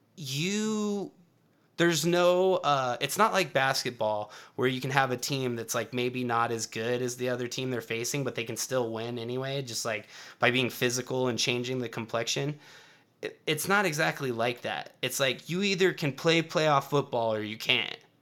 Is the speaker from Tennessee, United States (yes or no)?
yes; Tennessee, United States; moved away; I was born in Tennessee